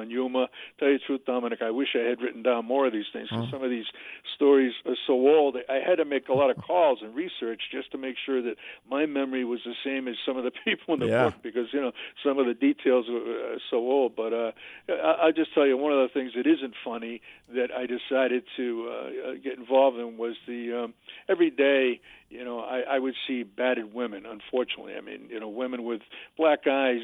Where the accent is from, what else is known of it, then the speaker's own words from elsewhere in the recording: Attleboro, Massachusetts, United States; now in North Attleboro, United States; I grew up in Attleboro